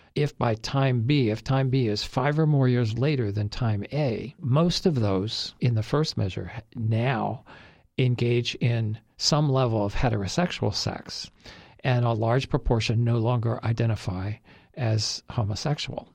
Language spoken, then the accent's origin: English; United States; as an American